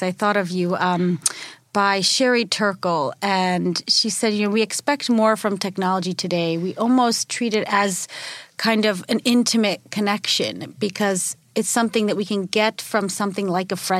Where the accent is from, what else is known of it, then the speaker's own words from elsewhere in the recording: United States; moved away as an adult; also born or lived in a Nordic country; now in Washington, D.C., United States; as an American